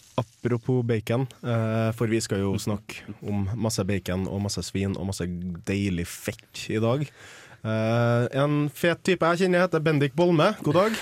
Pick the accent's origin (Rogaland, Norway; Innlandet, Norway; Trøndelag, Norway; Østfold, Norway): Trøndelag, Norway; jeg er jo trønder